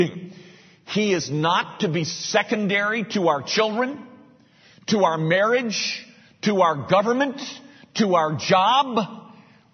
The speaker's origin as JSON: {"language": "English", "country": "United States", "said": "I'm an American"}